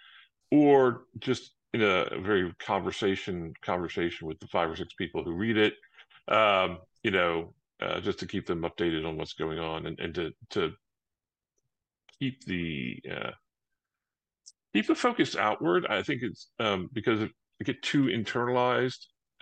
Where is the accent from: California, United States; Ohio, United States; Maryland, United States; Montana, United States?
Maryland, United States; accent: Baltimore; now in Atlanta, United States; I was born in Maryland. In the United States, so I have a little bit of a Baltimore accent when occasion, or Washington.